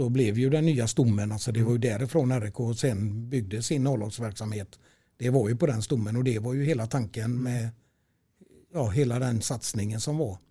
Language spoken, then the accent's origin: Swedish; Stenkullen, Västra Götaland, Sweden; also born or lived in Gothenburg (Heden); där bodde jag tills jag var fem år. Sen köpte min farsa ett eh, hus uppe i Stenkullen i Lerums kommun